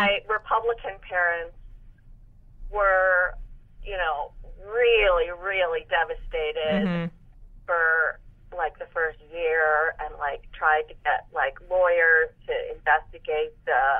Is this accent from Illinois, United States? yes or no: yes; Chicago, Illinois, United States